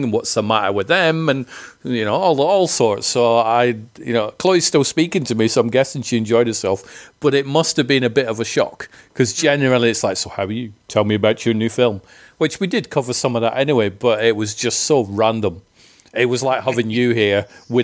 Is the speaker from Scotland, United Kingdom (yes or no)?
yes; Scotland, United Kingdom; I'm from Scotland